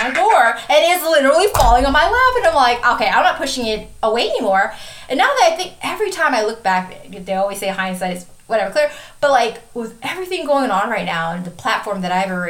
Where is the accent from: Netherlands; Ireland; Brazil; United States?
United States; Wisconsin; I'm from Wisconsin.